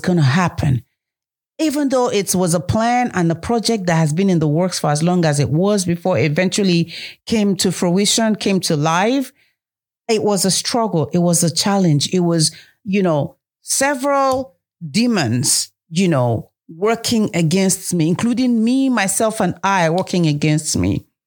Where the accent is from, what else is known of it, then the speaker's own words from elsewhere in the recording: Nigeria; moved away; the motherland, Africa, Nigeria, my home country